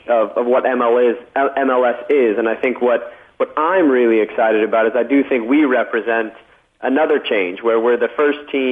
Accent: Los Angeles, California, United States; growing up in LA 20 years ago

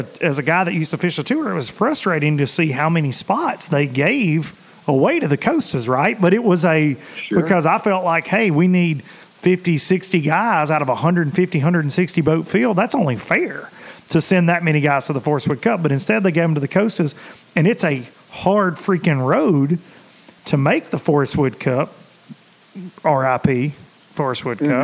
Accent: Tennessee, United States; I'm a redneck from Tennessee

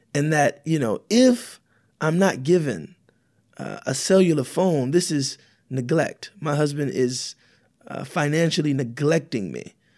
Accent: United States; I'm African American

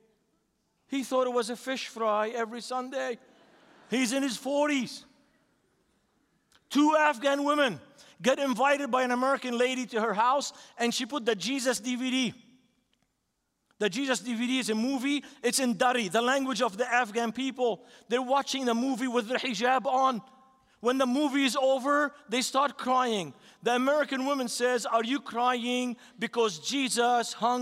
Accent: Beirut, Beirut Governorate, Lebanon; now in United States; This is my city. I grew up in that city, 3 blocks from the seashore.

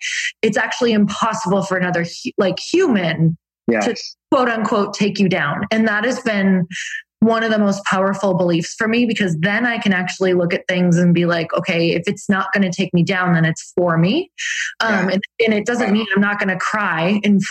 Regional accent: Upper Michigan, United States; I'm from Upper Michigan.

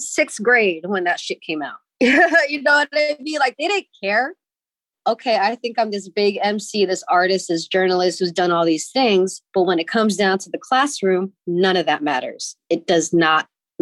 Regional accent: San Francisco, California, United States; I grew up in the Excelsior watching Lowriders.

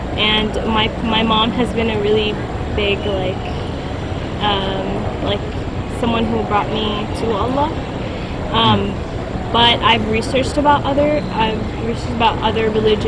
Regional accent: Pakistan; And I'm Pakistani

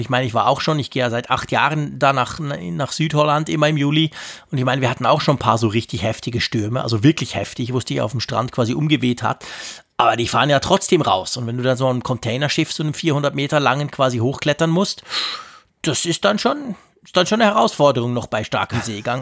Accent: Switzerland; bei uns in der Schweiz

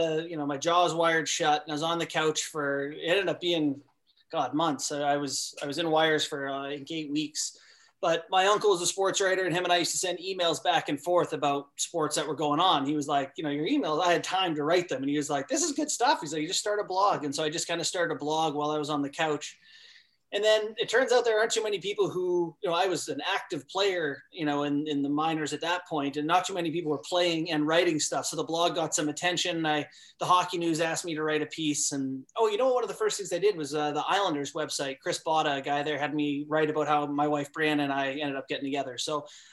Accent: Canada; moved away; also born or lived in Alaska; growing up in Canada and then living in Alaska

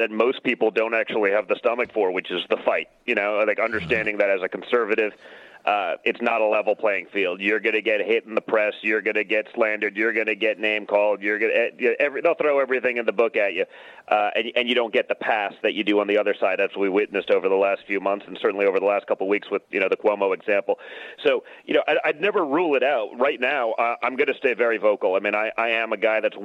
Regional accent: New York, United States; we're from the People's Republic of New York

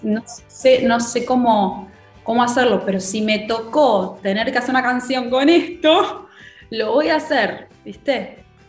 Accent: Argentina; como argentinos que somos

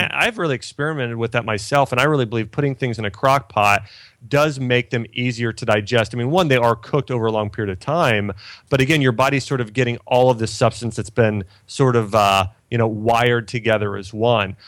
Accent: Ohio, United States; I grew up in Ohio

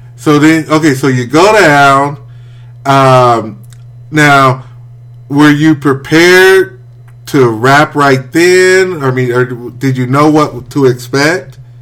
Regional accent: Wichita, Kansas, United States; moved away as an adult; also born or lived in Topeka, Kansas; I'm from Wichita

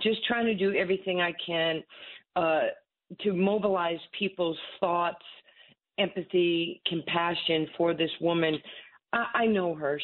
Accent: New York City, New York, United States; Growing up in Far Rock

